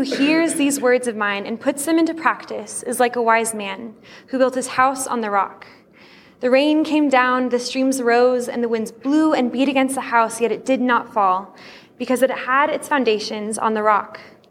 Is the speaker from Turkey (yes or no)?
yes; Turkey; While growing up in Turkey as a missionary kid, I attended Turkish school for much of elementary school.